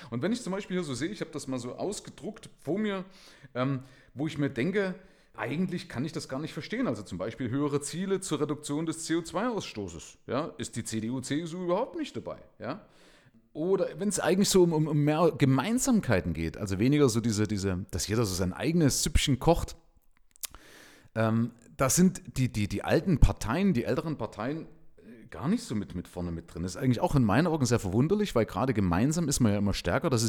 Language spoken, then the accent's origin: German; eastern Germany, Germany; Ich bin allerdings wiederum links geprägt durch meine Vergangenheit in der DDR. Ja? Also ich komme ja aus dem Nahen Osten, ja? also aus den neuen Bundesländern.